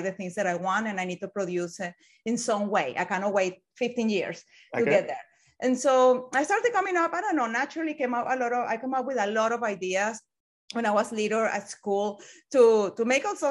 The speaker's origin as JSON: {"language": "English", "country": "Venezuela", "tie": "born or raised there", "second_language": "English", "moved": "as an adult", "lives_now": "United Kingdom", "said": "I was born in Venezuela long time ago."}